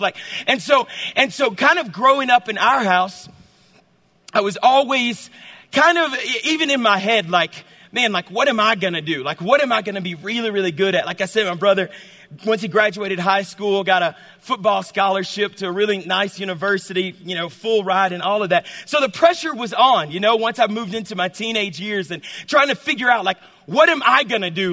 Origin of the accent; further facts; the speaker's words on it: the South, United States; I'm from the South